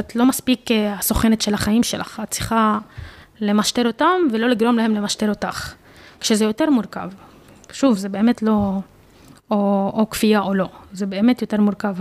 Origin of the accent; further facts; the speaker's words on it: Jaffa, Tel Aviv District, Israel; ביפו, אני מרגישה כפלסטינית אה, יפואית